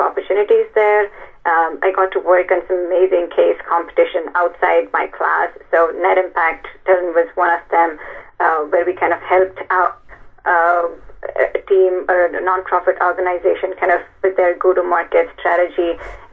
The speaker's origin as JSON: {"language": "English", "town": "Bangalore", "region": "Karnataka", "country": "India", "tie": "born or raised there", "also_born_or_lived": "Mumbai / Texas / Boston", "moved": "as an adult", "lives_now": "San Francisco, United States", "said": "So I was born and raised in Bangalore, a beautiful city in the southern part of India."}